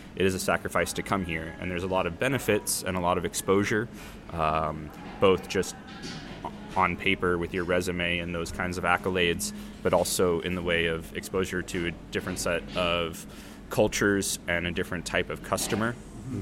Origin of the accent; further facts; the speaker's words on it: United States; moved away as an adult; also born or lived in San Diego; now in Copenhagen, Denmark; being an American